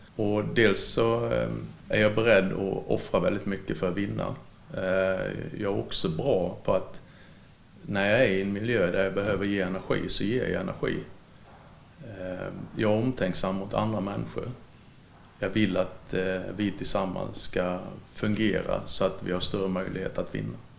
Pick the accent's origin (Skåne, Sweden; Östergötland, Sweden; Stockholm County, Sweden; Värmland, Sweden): Skåne, Sweden; Ängelholm; now in Halmstad, Sweden; tidningen hemma i Ängelholm